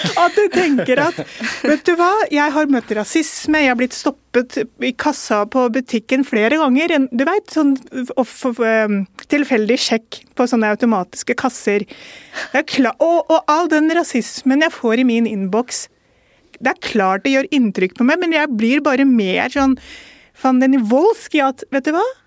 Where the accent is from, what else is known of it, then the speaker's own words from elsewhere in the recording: Norway; barn av innvandrere, første kullet som eh, ble født i Norge